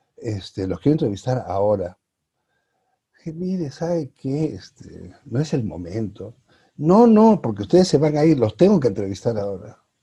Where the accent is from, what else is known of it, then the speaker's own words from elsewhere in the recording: Peru; also born or lived in Arequipa, Peru; now in Mexico; somos o no somos los peruanos iguales ante la ley